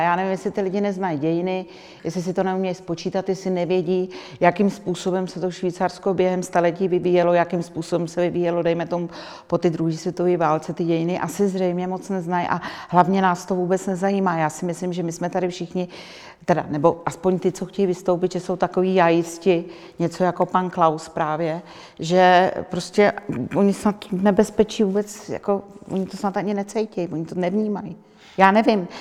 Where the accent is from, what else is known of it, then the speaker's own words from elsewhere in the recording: Czechia; Já když někde řeknu, že jsem z Čech